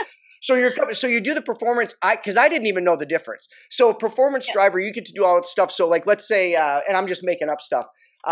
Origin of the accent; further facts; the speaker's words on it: Detroit, Michigan, United States; because, you know, I'm from Detroit. So we'd go over to Windsor